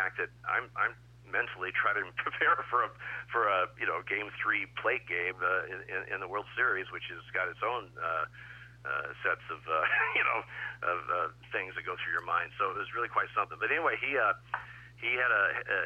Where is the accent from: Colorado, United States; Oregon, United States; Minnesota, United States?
Oregon, United States; Eugene; now in Portland, United States; I'm from Eugene, but I live in Portland.